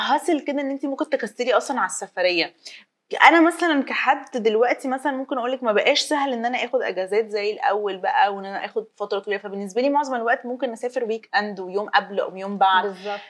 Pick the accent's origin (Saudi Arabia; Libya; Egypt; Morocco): Egypt; احنا نقدر دلوقتي كمصريين